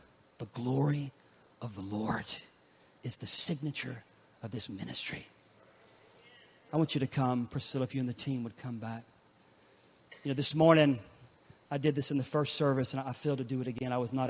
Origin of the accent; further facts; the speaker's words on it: Pensacola, Florida, United States; that little coastal town, my hometown of Pensacola, Florida